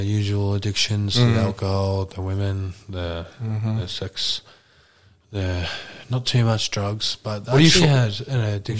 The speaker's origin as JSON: {"language": "English", "region": "New Jersey", "country": "United States", "tie": "born or raised there"}